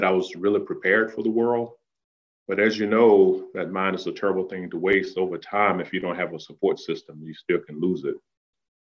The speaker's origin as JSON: {"language": "English", "town": "Danville", "region": "Virginia", "country": "United States", "tie": "born or raised there", "said": "growing up in Danville"}